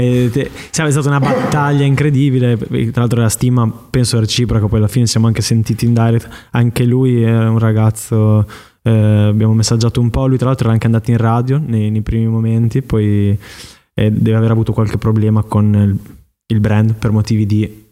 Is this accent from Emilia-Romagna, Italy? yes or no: yes; Emilia-Romagna, Italy; moved away; also born or lived in Milan; in Romagna, dalle mie parti